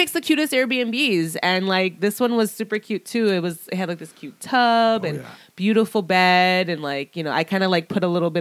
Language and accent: English; Chicago, Illinois, United States; We're from Chicago.